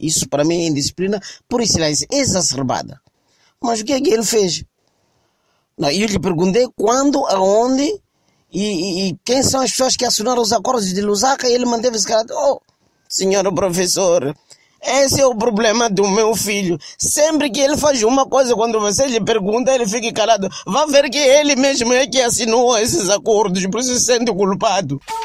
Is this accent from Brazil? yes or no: no; Mozambique; no meu país, em Moçambique